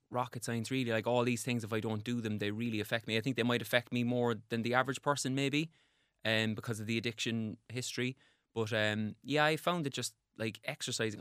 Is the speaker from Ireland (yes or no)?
yes; Cork, Munster, Ireland; I grew up in Cork